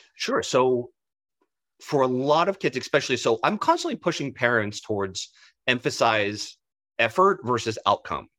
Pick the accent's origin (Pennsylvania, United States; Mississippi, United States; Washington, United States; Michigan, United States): Pennsylvania, United States; Pittsburgh; I'm from Pittsburgh